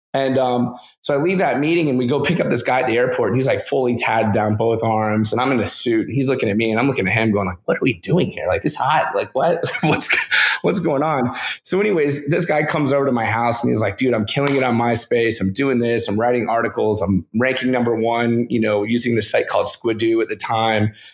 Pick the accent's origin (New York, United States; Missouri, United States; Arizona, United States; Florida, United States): Florida, United States; Lakeland; now in Orlando, United States; I grew up in Lakeland, Florida, which is situated about an hour each way between Tampa and Orlando